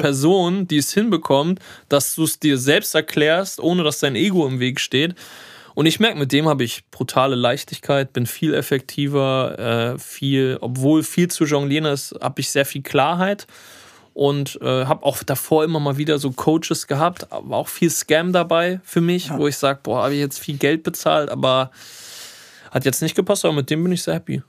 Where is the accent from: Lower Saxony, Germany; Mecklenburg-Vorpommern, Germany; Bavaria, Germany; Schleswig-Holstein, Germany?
Lower Saxony, Germany; Hanover; moved away; in Hannover, meine Heimatstadt